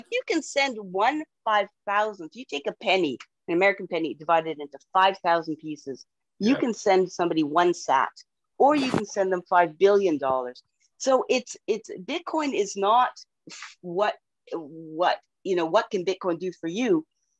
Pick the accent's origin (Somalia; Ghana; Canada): Canada; Yeah, and as a Canadian, we would much rather hold U.S. dollars because they're worth way more.